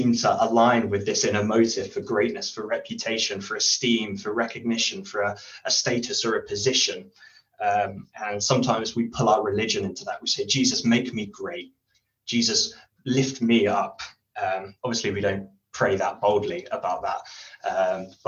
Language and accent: English; United Kingdom; as a British person who's polite